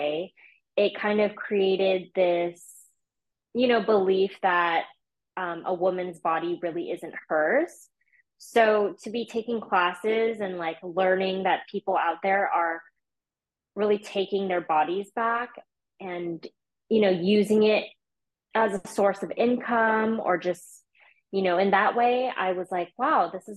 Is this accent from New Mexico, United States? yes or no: no; Big Island, Hawaii, United States; moved away as an adult; also born or lived in Portland, Oregon; I grew up in Hawaii on the Big Island, and it was, kind of a small town vibe there.